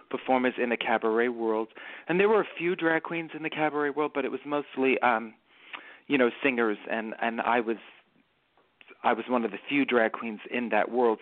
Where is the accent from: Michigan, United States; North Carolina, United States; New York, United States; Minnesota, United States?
New York, United States; New York City; accent: Bronx; I grew up in the Bronx and I grew up in a very small neighborhood called City Island